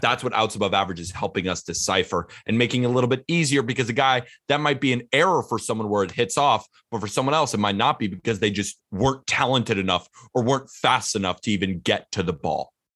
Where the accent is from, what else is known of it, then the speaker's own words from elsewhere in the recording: California, United States; I'm from California